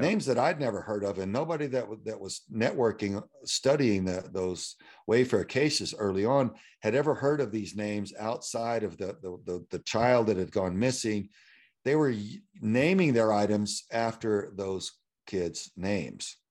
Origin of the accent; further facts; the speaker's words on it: Houston, Texas, United States; that I had grown up, uh, there's a street called nineteen sixty, uh, North side of Houston that a lot of my friends lived on